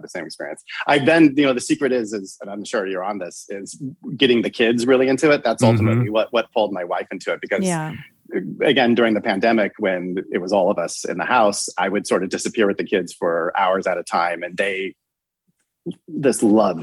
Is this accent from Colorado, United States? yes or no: yes; Denver, Colorado, United States; I grew up in Denver, Colorado, you know, in like the 80s